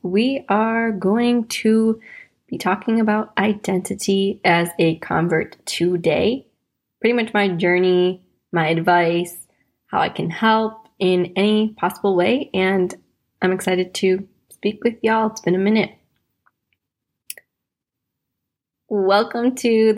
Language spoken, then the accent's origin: English; Wisconsin, United States; moved away as an adult; now in London, United Kingdom; I'm American from Wisconsin